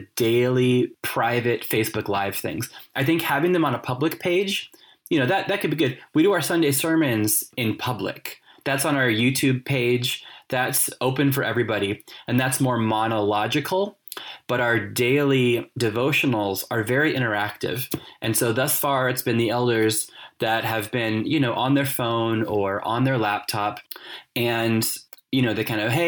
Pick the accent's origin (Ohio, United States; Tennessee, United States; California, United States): California, United States; moved away as an adult; now in Cork, Ireland; I grew up in California